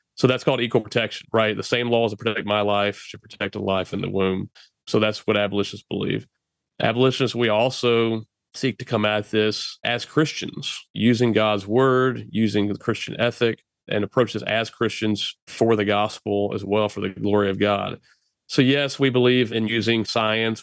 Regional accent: Texas, United States; to work right here in my home state

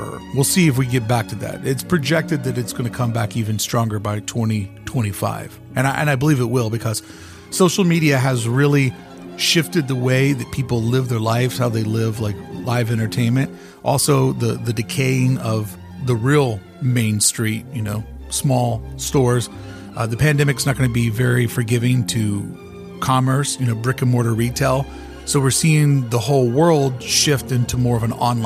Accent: United States; moved away; I'm from the Kentucky-Indiana border. I grew up playing in the Ohio River

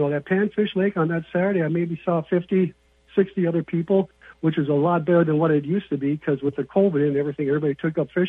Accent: St. Cloud, Minnesota, United States; also born or lived in Brainerd, Minnesota; I'm from the Way Park, St. Cloud area, okay. But I got a cabin up around next to Mille Lacs Lake, and I've been hanging. When I was younger, I spent more time in Brainerd than around St. Cloud in the big city life.

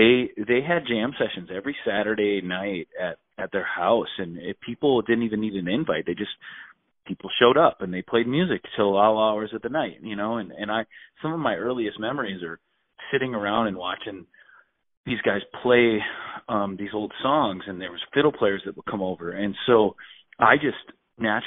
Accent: Minnesota, United States; I grew up in Minnesota

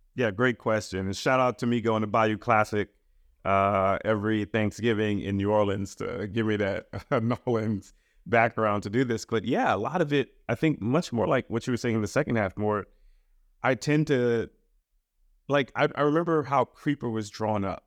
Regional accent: Trinidad & Tobago; moved away; also born or lived in Queens, New York, United States; I was born in the United States. My parents are from the Caribbean, uh, from Trinidad, and I was sent back

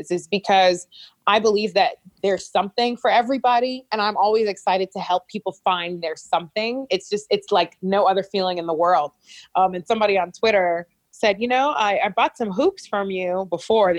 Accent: Liberia; moved away; also born or lived in United States; someone who's from Liberia

